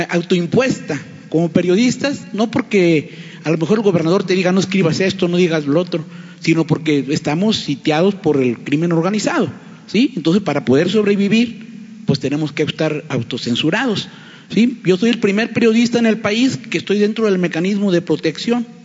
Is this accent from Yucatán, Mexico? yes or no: no; Tamaulipas, Mexico; soy de portal del Sol Sur, Tamaulipas.